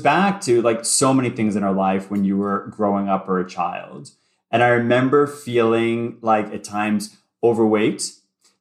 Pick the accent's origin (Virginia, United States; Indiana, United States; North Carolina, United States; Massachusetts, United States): Massachusetts, United States; Boston; also born or lived in Ohio; I grew up in Boston. So I'm a native Bostonian